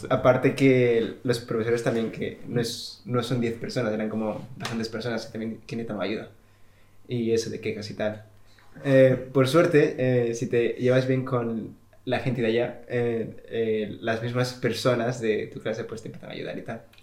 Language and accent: Spanish; Spain; now in England, United Kingdom; yo que vengo de España